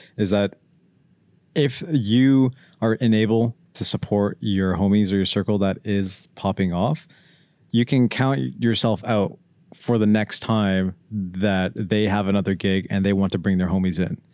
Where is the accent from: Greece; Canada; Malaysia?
Canada; Pickering, Ontario; We're from Pickering